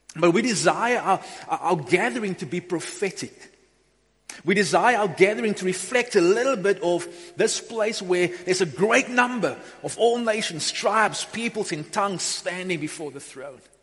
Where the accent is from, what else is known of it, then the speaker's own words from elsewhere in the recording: Upington, Northern Cape, South Africa; also born or lived in Beaufort West; I grew up in Upington in the early 90s. Well, I went to high school in Upington, came from Beaufort West to Upington